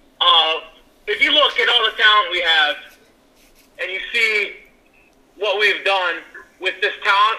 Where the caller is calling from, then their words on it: Altus, Oklahoma, United States; I'm calling you from Oklahoma, Altus, small town.